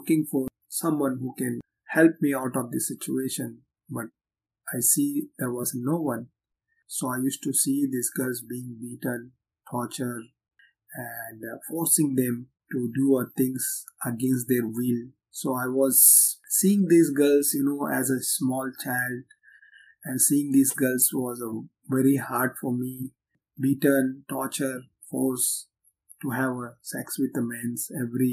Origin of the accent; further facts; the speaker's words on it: Mumbai, Maharashtra, India; moved away as an adult; I was born and raised in the Red Light District of Mumbai, India, called Kamadipura